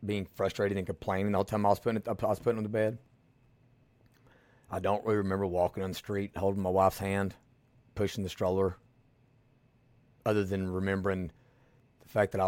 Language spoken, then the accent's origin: English; Millsboro, Kentucky, United States; moved away as an adult; also born or lived in Louisville, Kentucky; we moved back to my hometown, Millsboro, Kentucky